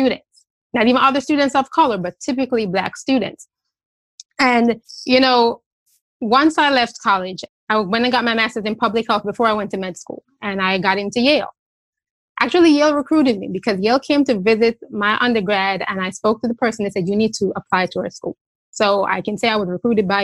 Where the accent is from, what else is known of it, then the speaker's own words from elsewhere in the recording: Jamaica; now in United States; I am also an immigrant. I'm from Jamaica